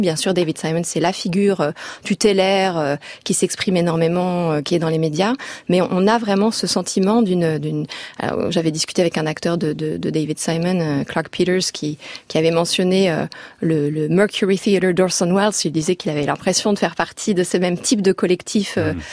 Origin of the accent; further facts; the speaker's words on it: France; en tant que Français